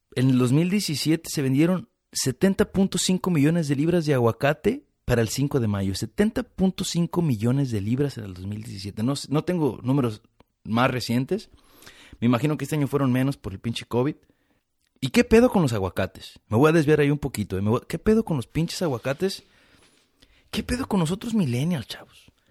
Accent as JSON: {"language": "Spanish", "country": "Mexico", "tie": "born or raised there", "moved": "yes", "lives_now": "United States", "said": "yo crecí en México"}